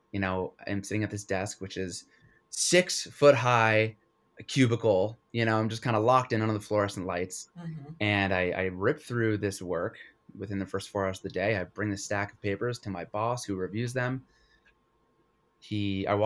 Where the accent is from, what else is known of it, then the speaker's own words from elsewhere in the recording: Connecticut, United States; I grew up in Connecticut